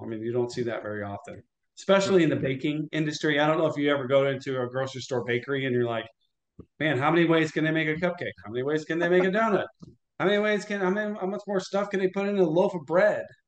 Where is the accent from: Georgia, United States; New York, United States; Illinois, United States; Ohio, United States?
Illinois, United States; also born or lived in St. Louis, Missouri; lived in Illinois, went to high school in Illinois